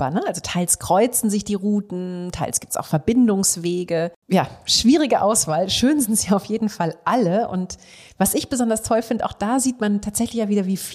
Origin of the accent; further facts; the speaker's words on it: Hamburg, Germany; für mich als Norddeutsche